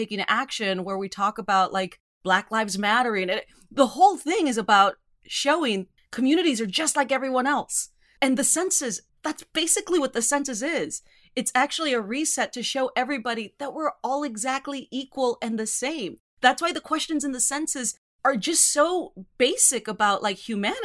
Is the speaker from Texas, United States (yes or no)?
yes; Rio Grande Valley, South Texas, United States; I grew up in South Texas